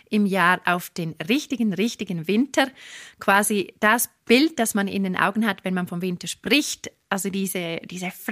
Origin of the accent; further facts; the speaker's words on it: Arosa, Graubünden, Switzerland; also born or lived in Davos Platz; Ich bin in Arosa aufgewachsen, das liegt über dem Berg, eine sehr kleine, wunderschöne Destination. Aktuell wohne ich in Davos Platz, sehr zentral in der höchstgelegensten Alpenstadt Europas